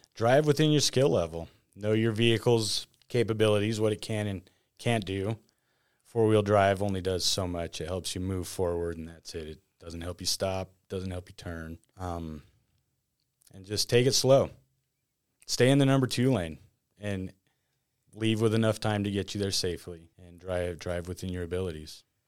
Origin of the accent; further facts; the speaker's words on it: northern Nevada, United States; Here, born and raised